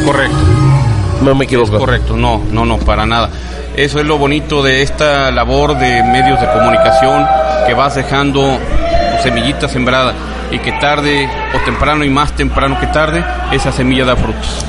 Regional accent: Jalisco, Mexico; como mexicano, como eh, jalisciense, como periodista

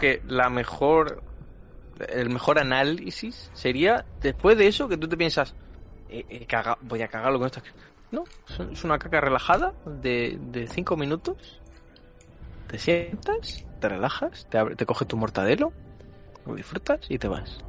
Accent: Region of Murcia, Spain; soy de Murcia

